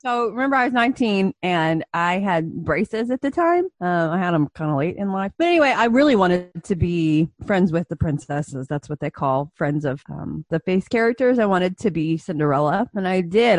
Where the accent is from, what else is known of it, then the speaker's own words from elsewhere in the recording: Indiana, United States; also born or lived in Orlando, Florida; I grew up in Indiana. I'm from here. I've been here my whole life